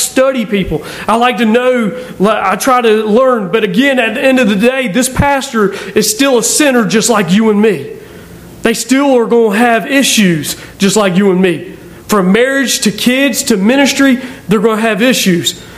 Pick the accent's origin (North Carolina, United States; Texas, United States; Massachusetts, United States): North Carolina, United States; Aberdeen; I'm just someone from Aberdeen, North Carolina.